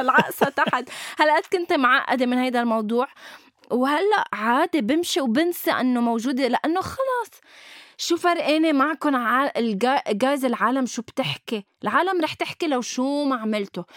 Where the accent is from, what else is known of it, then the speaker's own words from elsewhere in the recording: Lebanon; نحن عنا شي بلبنان